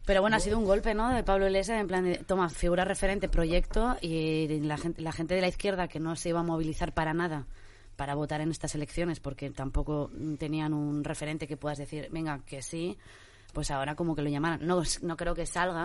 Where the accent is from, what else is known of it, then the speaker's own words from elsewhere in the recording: Spain; soy española